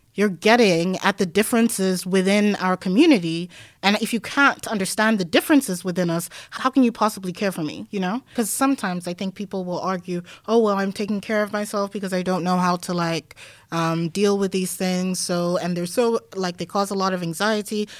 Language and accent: English; Denmark; moved away; growing up in Denmark